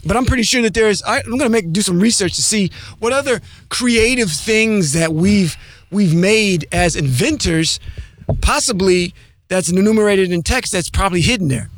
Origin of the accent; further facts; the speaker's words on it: Ohio, United States; I'm from the Midwest, uh, the Ohio area